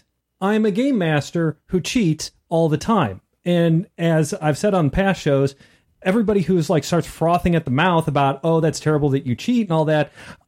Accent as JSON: {"language": "English", "region": "Missouri", "country": "United States", "said": "We're from Missouri."}